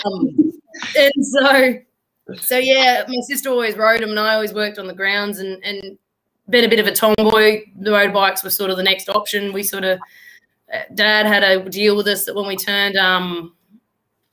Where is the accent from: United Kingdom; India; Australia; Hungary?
Australia; Traralgon, Victoria; I'm originally from Gippsland down in Traralgon. Grew up down there